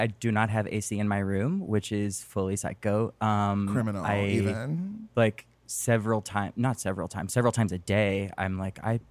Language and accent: English; Alabama, United States; I grew up in Alabama